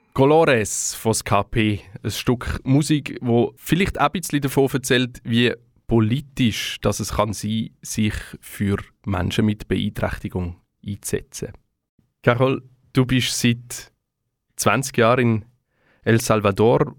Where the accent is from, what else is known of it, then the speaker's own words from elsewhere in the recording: Switzerland; Bei uns in der Schweiz